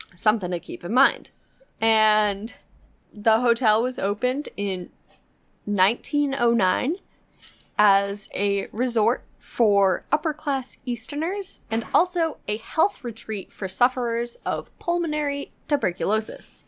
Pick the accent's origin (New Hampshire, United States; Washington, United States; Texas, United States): New Hampshire, United States; I grew up in New Hampshire